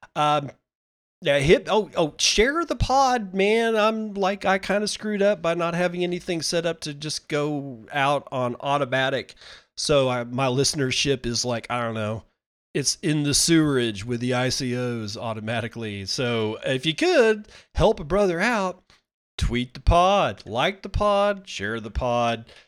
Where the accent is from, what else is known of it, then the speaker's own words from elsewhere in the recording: United States; even as an American, as a United States citizen